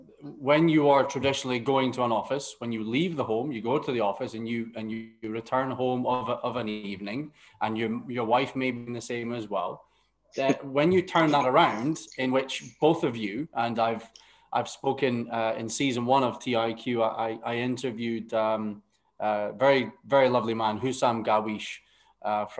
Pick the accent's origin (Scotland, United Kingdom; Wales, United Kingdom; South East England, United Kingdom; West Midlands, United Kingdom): Scotland, United Kingdom; Aberdeen; moved away as an adult; now in Qatar; my hometown of Aberdeen